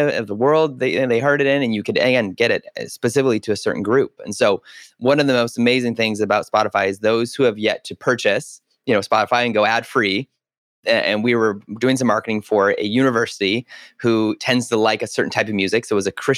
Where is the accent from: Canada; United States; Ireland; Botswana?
Canada; as a Canadian, we didn't have it.